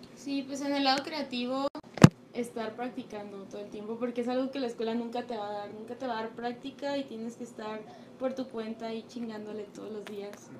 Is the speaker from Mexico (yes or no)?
yes; Mazatlán, Sinaloa, Mexico; moved away; los tres venimos de Mazatlán